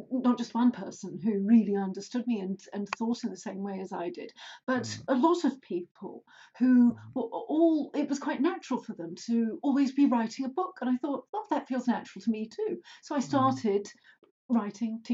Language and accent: English; Cheshire, North West England, United Kingdom; moved away as an adult; also born or lived in London; I grew up in Cheshire in a small village